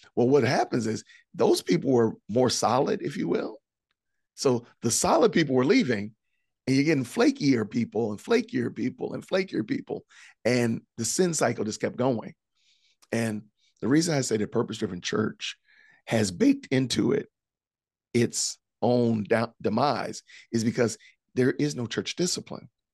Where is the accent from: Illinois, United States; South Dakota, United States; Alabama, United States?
Illinois, United States; Aurora; moved away as an adult; I am originally from Aurora, Illinois, which is outside of Chicago.